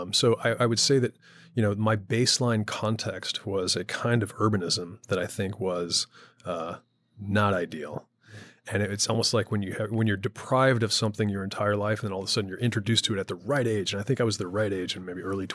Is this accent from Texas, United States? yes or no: yes; Houston, Texas, United States; But I grew up in Houston, Texas.